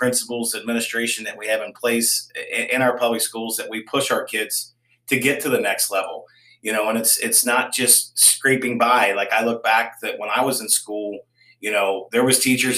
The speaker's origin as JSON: {"language": "English", "area": "Campbell County", "region": "Kentucky", "country": "United States", "tie": "born or raised there", "said": "I grew up on Poplar Ridge, which is about a mile and a half from Campbell County Middle School"}